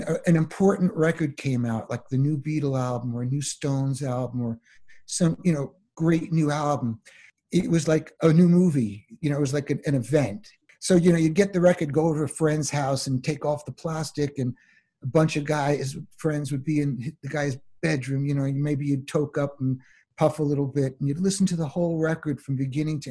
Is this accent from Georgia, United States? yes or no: no; New York, United States; also born or lived in Long Island; I grew up in New York, and so and my high school years were 68 to 71.